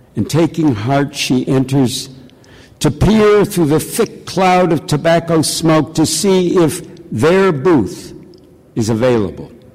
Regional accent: Detroit, Michigan, United States; I'm from Detroit

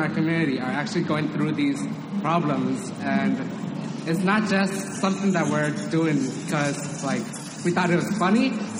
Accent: Oakland, California, United States; So I'm Vietnamese and Chinese, but my parents were refugees. I was born in Oakland, and I've lived here all my life.

